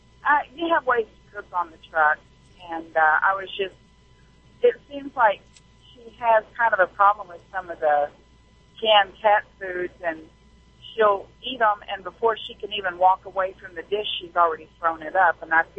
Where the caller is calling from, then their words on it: Arkansas, United States; Well, I'm in Arkansas right now. I'm a truck driver.